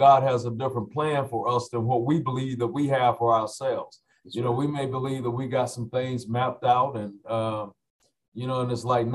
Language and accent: English; Lawrenceville, Georgia, United States; I grew up in the old, which is now no more, Sally Craig's Apartments right there off of Scenic Highway in Lawrenceville, Georgia.